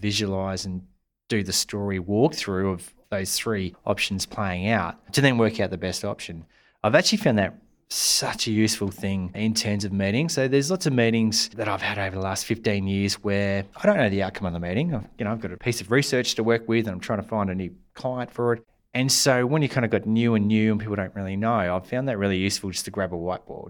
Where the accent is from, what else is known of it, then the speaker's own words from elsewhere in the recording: Puckapunyal, Victoria, Australia; Probably the best memory of that would be growing up in Pakapanyal.